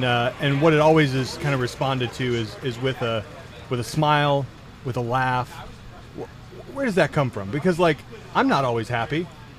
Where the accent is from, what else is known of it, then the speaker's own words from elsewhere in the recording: Flint, Michigan, United States; moved away; I'm originally from Flint.